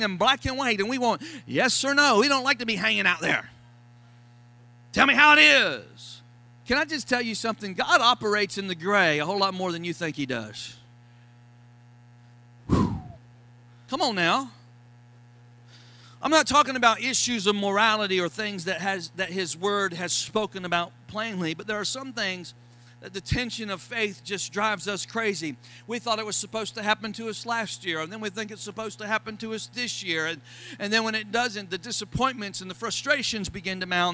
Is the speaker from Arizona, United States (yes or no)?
no; Florida, United States; accent: Florida; My Florida accent